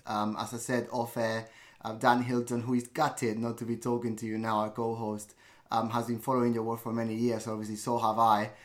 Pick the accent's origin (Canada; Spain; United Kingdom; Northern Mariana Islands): Spain; Barcelona, Catalonia; I was born in Barcelona